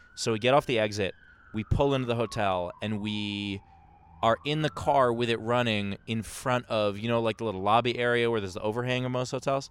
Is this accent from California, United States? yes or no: no; New York City, New York, United States; I grew up in Queens